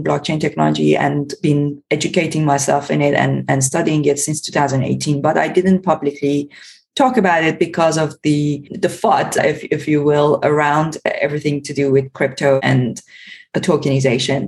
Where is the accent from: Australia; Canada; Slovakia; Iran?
Iran; moved away; I was born and brought up in Iran